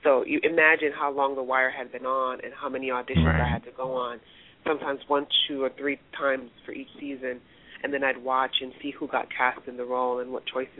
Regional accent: New York City, New York, United States; also born or lived in West Indies; I'm a girl from the West Indies. I was raised in the Bronx

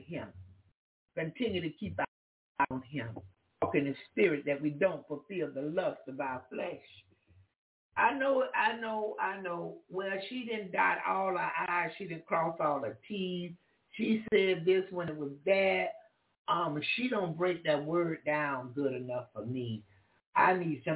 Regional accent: Jacksonville, Florida, United States; I'm from Florida. Jacksonville, Florida

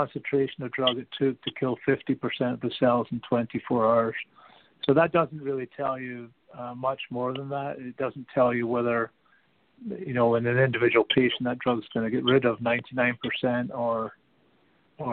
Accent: Canada; as a Canadian

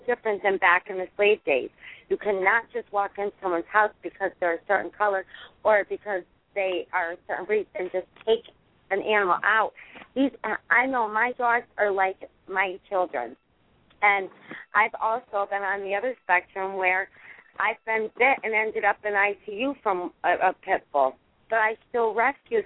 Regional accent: United States; I'm from the United States.

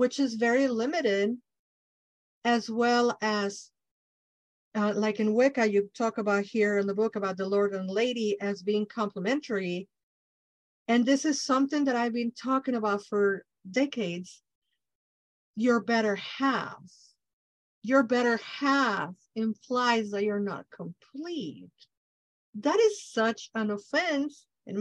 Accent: Mexico; English is a second language; I'm Mexican from Mexico

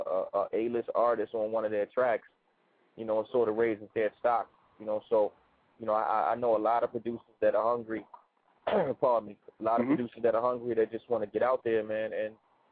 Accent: Baltimore, Maryland, United States; also born or lived in New York; I'm from Baltimore, Murderland. You know what I'm saying? I'm born and raised. Baltimore is my home

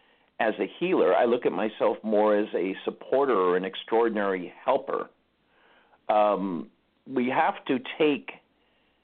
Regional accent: Los Angeles, California, United States; I grew up in Los Angeles.

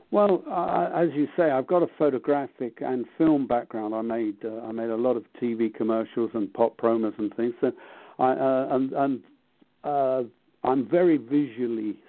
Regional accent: London, United Kingdom; I grew up in London

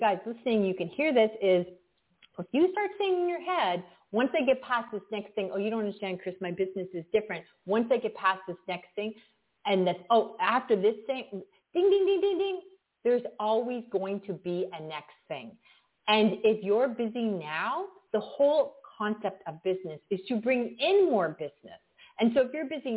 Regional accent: Canada; I'm from Canada

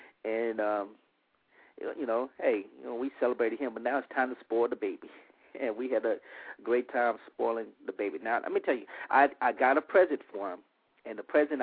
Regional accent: Monroe, Louisiana, United States; moved away; I went to my hometown of Monroe, Louisiana

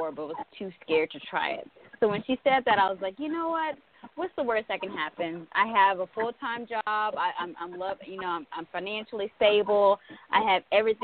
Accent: Sulphur Springs, Texas, United States; moved away as an adult; now in Los Angeles, United States; I'm from Texas, Sulphur Springs, Texas specifically. That's Northeast Texas. But I recently moved to Los Angeles probably about a year and a half ago

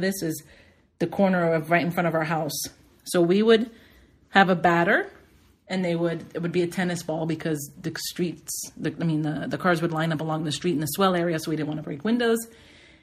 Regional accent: Palm Springs North, Florida, United States; I grew up in Palm Springs North, which many will say is Hialeah, many will say is Carroll City.

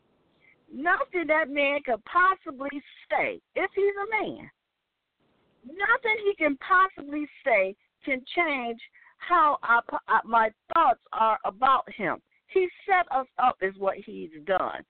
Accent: Detroit, Michigan, United States; moved away; I was originally born and raised in Detroit, Michigan.

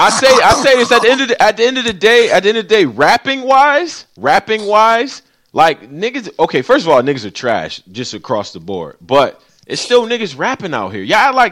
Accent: Western New York, United States; They are from Western New York. If we count all of New York, then cool. But they from where I'm from.

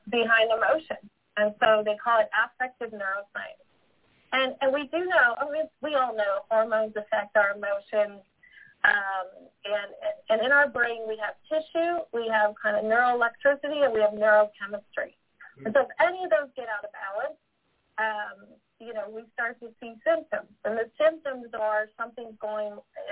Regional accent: Northeast, United States; I'm from the Northeast, so I tend to talk really fast sometimes.

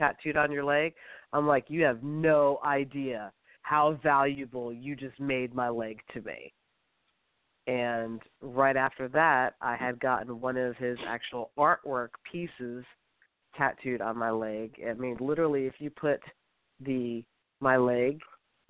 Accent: Linden, New Jersey, United States; now in Danville, Virginia, United States; I am originally from Linden, New Jersey, which is around Newark and Elizabeth, kind of the crime capitals of New Jersey. I live in Danville, Virginia currently.

